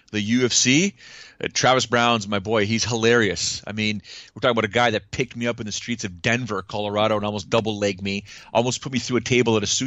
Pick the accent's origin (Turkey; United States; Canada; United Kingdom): Canada; being Canadian